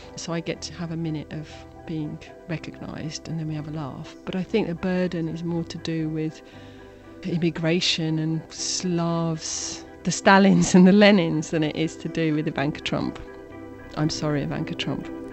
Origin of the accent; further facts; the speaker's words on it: Birmingham, West Midlands, United Kingdom; I was born in Britain in the 70s. When I was a little girl in Birmingham, I wasn't foreign